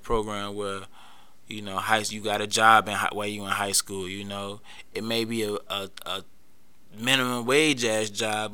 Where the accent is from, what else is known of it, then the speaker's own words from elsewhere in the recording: Atlanta, Georgia, United States; I come from a community where, you know, I'm from Atlanta, so, and I stayed in like a middle class, you know, like, community where we had a homeowners association.